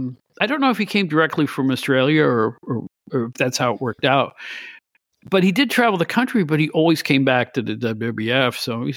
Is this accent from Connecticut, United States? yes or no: no; Albany, New York, United States; I'm from the Albany area.